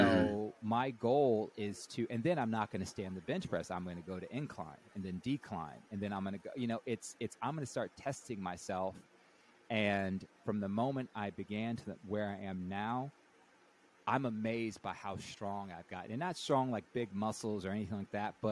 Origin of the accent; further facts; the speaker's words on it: the South, United States; I was raised Catholic in the South